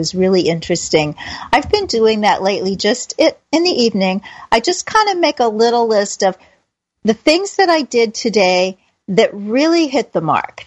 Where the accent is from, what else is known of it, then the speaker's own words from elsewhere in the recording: Kansas City, Missouri, United States; moved away; I was living in my hometown of Kansas City